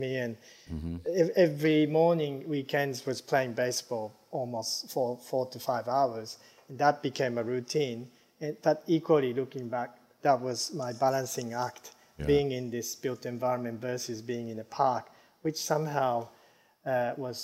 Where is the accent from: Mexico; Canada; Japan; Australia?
Japan; moved away; also born or lived in United States; growing up in Japan